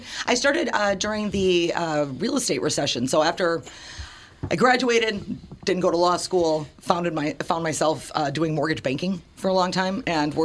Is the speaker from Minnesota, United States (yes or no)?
yes; St. Paul, Minnesota, United States; also born or lived in Woodbridge, Virginia; Mostly St. Paul in that side of town. I was born in St. Paul. And then when I was a kid, we moved to Washington, D.C. My dad was working for the Securities Exchange Commission for the government for about 7 years. So we lived down there in Woodbridge, Virginia.